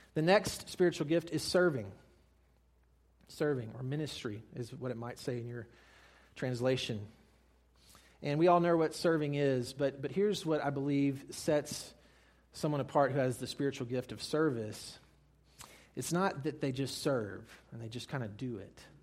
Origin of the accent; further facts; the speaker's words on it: Mississippi, United States; I'm from Mississippi